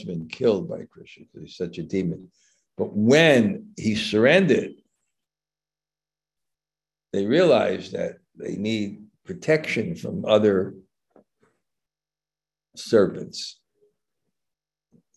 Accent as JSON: {"language": "English", "town": "New York City", "region": "New York", "country": "United States", "tie": "born or raised there", "moved": "yes", "said": "when I grew up in Brooklyn"}